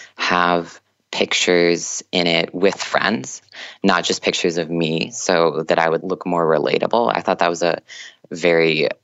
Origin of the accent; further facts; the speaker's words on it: Minnesota, United States; I'm an engineering student. I'm from Minnesota.